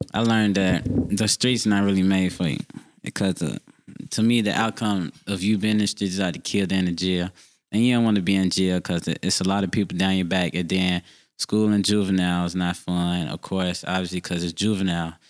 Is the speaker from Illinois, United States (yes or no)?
yes; Chicago, Illinois, United States; I grew up on Fifty Third and Aberdeen. I still live there to this day.